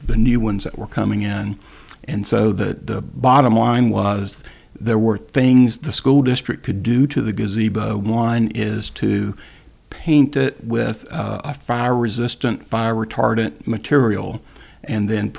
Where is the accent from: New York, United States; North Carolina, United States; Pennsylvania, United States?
North Carolina, United States; Greensboro; moved away; I'm from Greensboro, North Carolina, and my father early on was the go-to guy for our larger neighborhood, for the west side of Greensboro, North Carolina